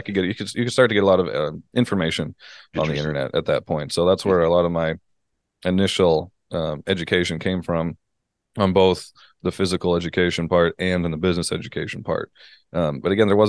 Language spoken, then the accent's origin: English; Canada; moved away as an adult; also born or lived in United States; I'm Canadian moving to the States